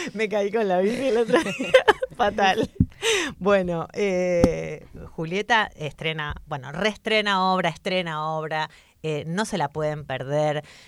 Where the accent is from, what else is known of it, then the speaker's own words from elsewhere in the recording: Argentina; now in Spain; como migrantes argentinas que somos las tres acá